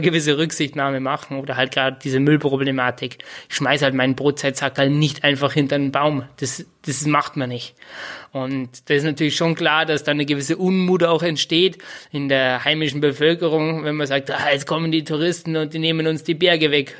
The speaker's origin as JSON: {"language": "German", "town": "Bad Reichenhall", "region": "Bavaria", "country": "Germany", "said": "komme aus Bad Reichenhall."}